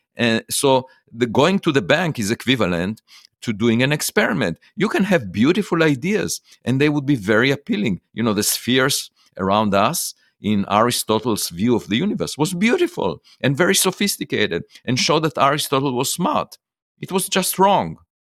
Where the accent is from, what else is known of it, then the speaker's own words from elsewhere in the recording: Israel; moved away; I was born in Israel